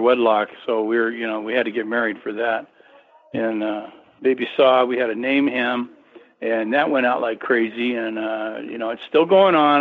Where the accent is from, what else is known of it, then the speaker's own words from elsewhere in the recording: California, United States; I'm from California